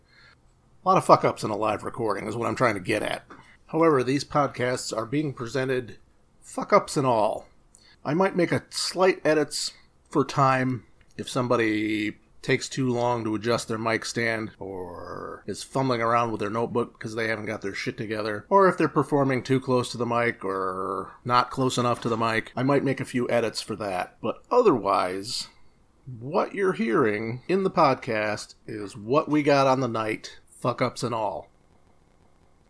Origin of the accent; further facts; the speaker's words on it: Kalamazoo, Michigan, United States; I was born and raised in Kalamazoo, Michigan